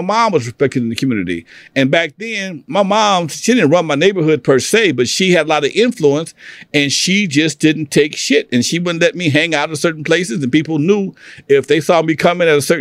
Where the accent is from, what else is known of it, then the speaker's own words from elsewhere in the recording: Los Angeles, California, United States; I grew up in Athens off of Main and El Segundo.